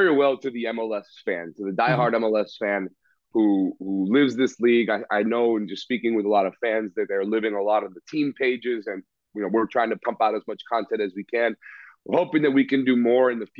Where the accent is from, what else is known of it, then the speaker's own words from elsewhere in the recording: South Florida, United States; I'm from an Argentine family. I grew up in South Florida